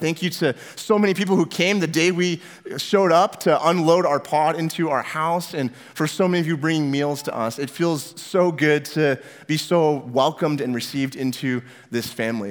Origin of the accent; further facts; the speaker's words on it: Northwest Washington, United States; also born or lived in California; now in Omaha, United States; I grew up in Northwest Washington in a tiny, small little town about as far north as you could get before you get into Canada, right there on the coast.